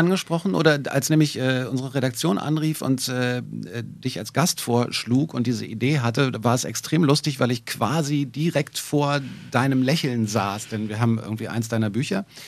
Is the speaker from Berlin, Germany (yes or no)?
yes; Berlin, Germany; als Berliner